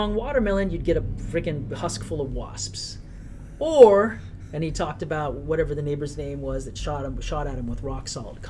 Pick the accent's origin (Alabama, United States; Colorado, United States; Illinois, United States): Colorado, United States; born there; I was born in Colorado. My father was military by the time.